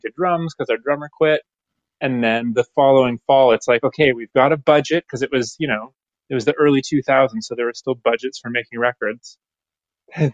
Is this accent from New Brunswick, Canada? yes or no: no; Aurora, Ontario, Canada; also born or lived in Toronto, Ontario; now in Orillia, Canada; I was born in Toronto, but then I spent all my formative years in Aurora, Ontario, which is a suburb.